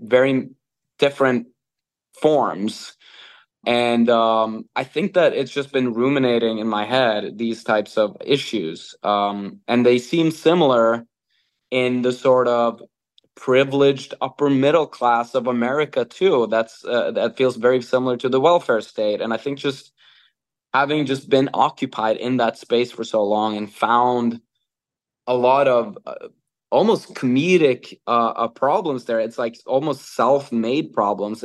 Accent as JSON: {"language": "English", "country": "Norway", "tie": "born or raised there", "said": "I'm born and raised in Norway"}